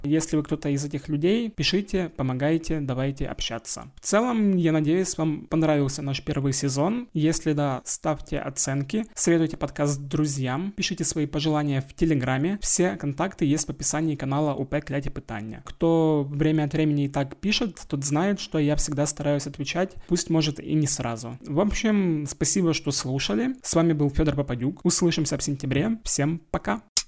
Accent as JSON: {"language": "Russian", "town": "Zaporizhzhia", "region": "Zaporizhzhia Oblast", "country": "Ukraine", "tie": "born or raised there", "first_language": "Russian", "said": "я русскоязычный украинец, выросший в полностью в русскоязычной среде, а именно в Запорожье"}